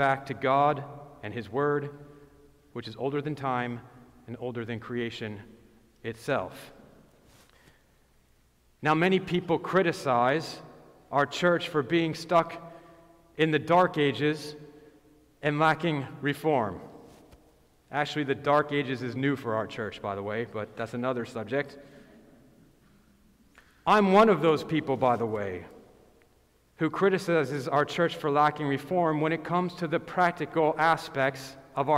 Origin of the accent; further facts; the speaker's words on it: Boston, Massachusetts, United States; I am from Boston